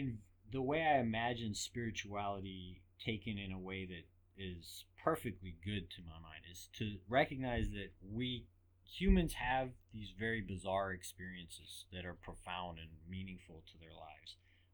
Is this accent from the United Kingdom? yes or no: yes; England, United Kingdom; Oh, man, I grew up in England.